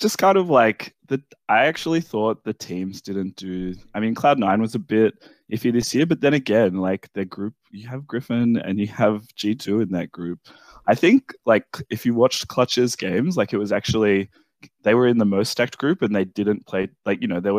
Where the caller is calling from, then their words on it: Sydney, New South Wales, Australia; Calling from Sydney, Australia.